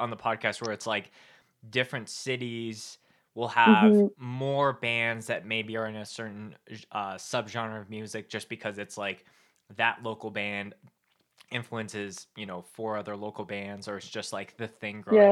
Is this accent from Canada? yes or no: yes; Winnipeg, Manitoba, Canada; now in Calgary, Canada; I grew up in Winnipeg, Manitoba, which is like the dead center of Canada